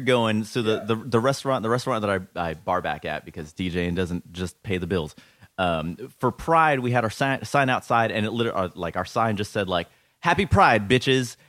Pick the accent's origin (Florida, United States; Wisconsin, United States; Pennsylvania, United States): Florida, United States; Orlando; moved away as an adult; now in New York, United States; born and raised in Orlando. Uh, lived there for thirty years